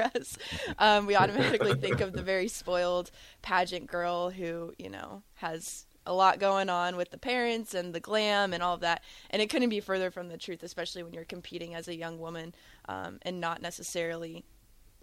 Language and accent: English; Lincoln, Nebraska, United States; I'm a Lincolnite, born and raised